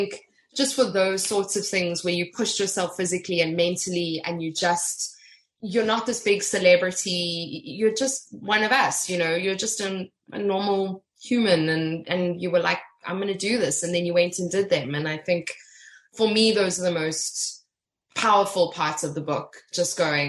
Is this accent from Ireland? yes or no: no; Johannesburg, Gauteng, South Africa; I'm not from Cape Town, I'm from Joburg, but I'm very familiar with Cape Town